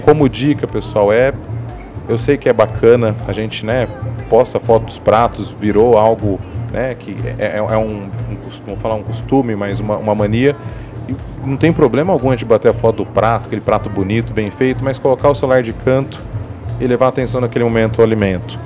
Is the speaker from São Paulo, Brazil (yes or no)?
yes; Araçatuba, São Paulo, Brazil; moved away as an adult; now in São Paulo, Brazil; Eu sou do interior aqui de São Paulo, sou de Araçatuba